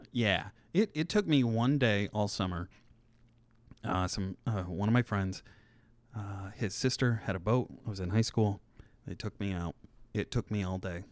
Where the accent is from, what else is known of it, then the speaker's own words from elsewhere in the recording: Churubusco, Indiana, United States; moved away; I'm from Chirabusco, which is right outside of Fort Wayne